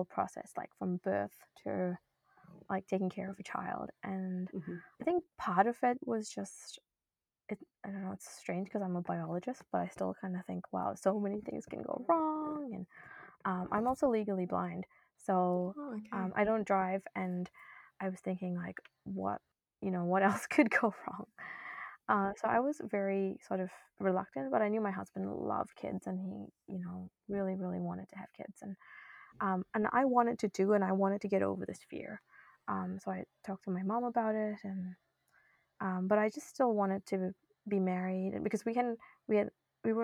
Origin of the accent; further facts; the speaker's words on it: New Zealand; moved away as an adult; also born or lived in India / Norway / Boston, United States; now in Sydney, Canada; I was born in India, actually, and I moved to New Zealand when I was young, grew up there, went to school